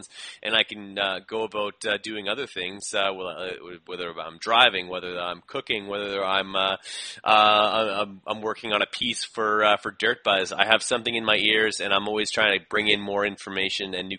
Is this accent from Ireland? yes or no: no; Winnipeg, Manitoba, Canada; I'm a bricklayer from Winnipeg that decided to have his own show.